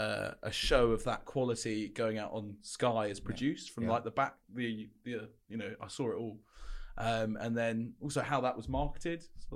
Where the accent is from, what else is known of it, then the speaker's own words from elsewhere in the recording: South West England, United Kingdom; So I grew up in Cornwall and Devon, lived in Cornwall, went to school in Devon, played football for Plymouth Argyle